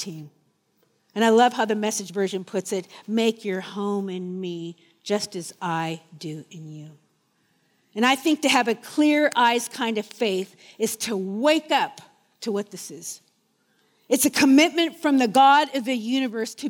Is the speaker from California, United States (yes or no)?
yes; Orange County, California, United States; now in New Zealand; I'm from Orange County, California.